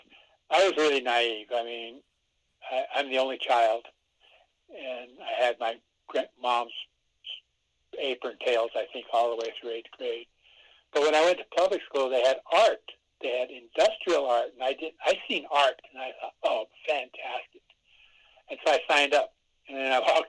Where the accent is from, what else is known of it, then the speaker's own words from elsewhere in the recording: Rapid City, South Dakota, United States; also born or lived in Kyle, South Dakota / Pine Ridge Reservation; I'm from Kyle, South Dakota. It's on the Pine Ridge Reservation.